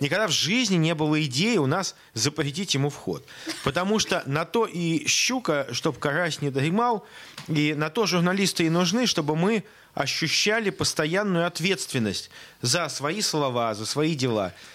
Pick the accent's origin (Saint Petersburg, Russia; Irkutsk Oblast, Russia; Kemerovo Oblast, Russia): Saint Petersburg, Russia; в Санкт-Петербурге, в родном для меня городе